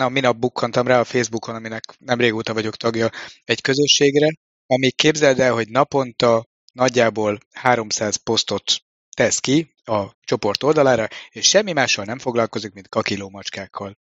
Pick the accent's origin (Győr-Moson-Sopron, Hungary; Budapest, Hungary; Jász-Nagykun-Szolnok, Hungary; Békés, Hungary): Budapest, Hungary; én pedig Pesti vagyok